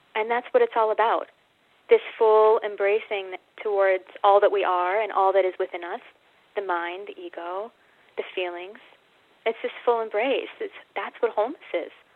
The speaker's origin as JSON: {"language": "English", "country": "United States", "also_born_or_lived": "Australia", "moved": "as an adult", "said": "I'm American"}